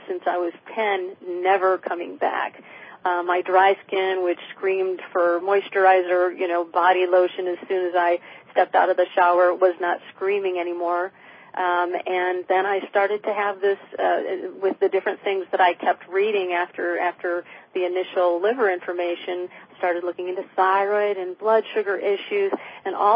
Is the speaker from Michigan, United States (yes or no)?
yes; Michigan, United States; moved away; also born or lived in New York City; where I grew up in Michigan